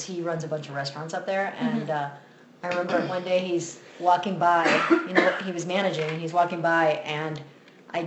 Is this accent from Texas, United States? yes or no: no; Miami, Florida, United States; moved away as an adult; now in Denver, United States; I was born in Miami, but Cuban American, consider myself Cuban even though I was raised here in the States. Raised very Cuban by my family. Grandparents are from Cuba, my parents are from Cuba, and lucky enough, I was raised in Miami